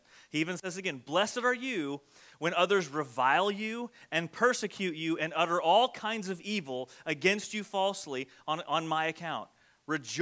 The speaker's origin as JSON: {"language": "English", "country": "United States", "said": "soft American Christians"}